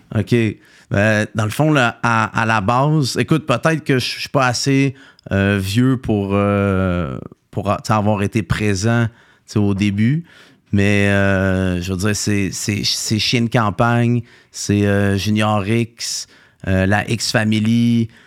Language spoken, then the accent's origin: French; Saint-Hyacinthe, Quebec, Canada; je viens de Saint-Hyacinthe